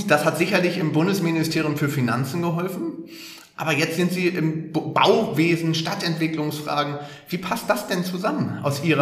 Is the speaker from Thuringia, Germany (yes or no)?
no; Hamburg, Germany; Das muss ich als Hamburger natürlich an dieser Stelle sagen.